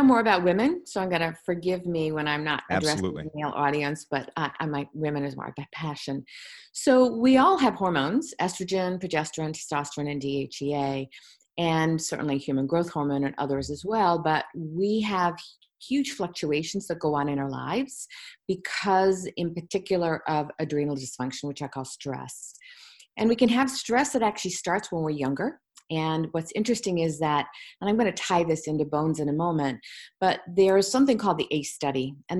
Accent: Virginia Beach, Virginia, United States; And I grew up in Virginia Beach after that, and Edgar Casey's foundation was there.

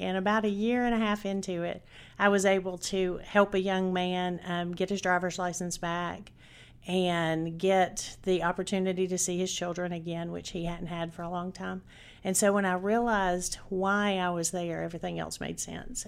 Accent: Chattanooga, Tennessee, United States; I was born and raised in Chattanooga, Tennessee

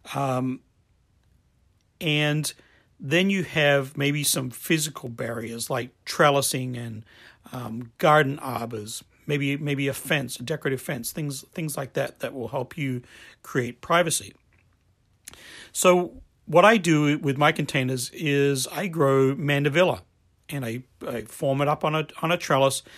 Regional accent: Adelaide, South Australia, Australia; I grew up in Australia

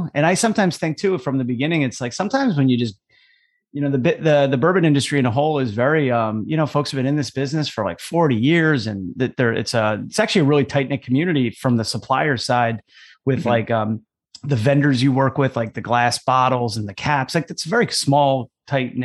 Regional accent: Basking Ridge, New Jersey, United States; we grew up, we were next door neighbors. We lived next to each other, literally growing up our whole lives. And we're both from Basking Ridge, New Jersey

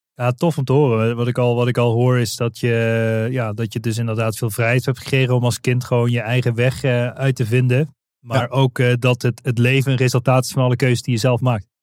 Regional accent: Limburg, Netherlands; Wij spreken volgens mij dezelfde taal, want we komen allebei uit Limburg

